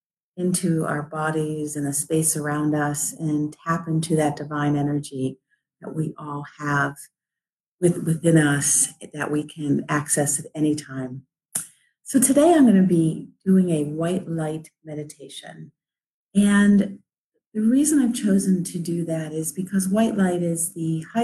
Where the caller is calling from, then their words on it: Cleveland, Ohio, United States; I'm coming live from Cleveland, Ohio, where it's a rainy day